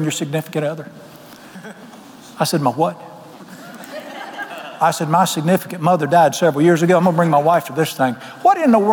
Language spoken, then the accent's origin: English; Charlotte, North Carolina, United States; moved away; I was raised in Charlotte